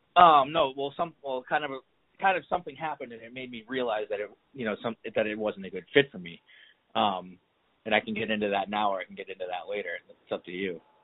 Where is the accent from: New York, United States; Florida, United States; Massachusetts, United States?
Massachusetts, United States; moved away; I'm from Massachusetts